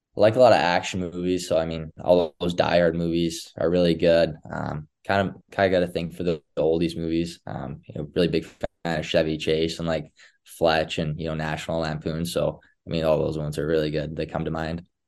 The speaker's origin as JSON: {"language": "English", "town": "Edmonton", "region": "Alberta", "country": "Canada", "tie": "born or raised there", "said": "all of us just growing up around Edmonton"}